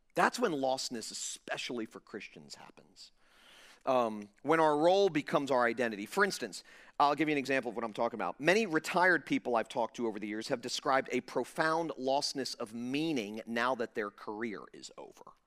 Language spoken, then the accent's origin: English; Fort Lauderdale, Florida, United States; now in Jupiter, United States; I was pastoring a large church in my hometown of Fort Lauderdale